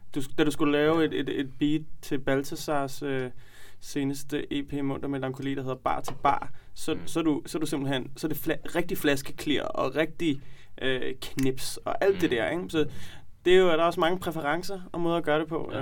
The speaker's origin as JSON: {"language": "Danish", "town": "Copenhagen", "region": "Capital Region of Denmark", "country": "Denmark", "said": "vi er fra Nørrebro"}